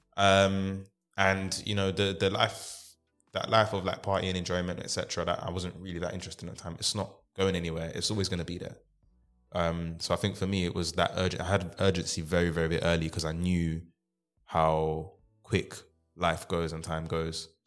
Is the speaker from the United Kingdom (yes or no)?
yes; London, United Kingdom; I grew up in South London, Deptford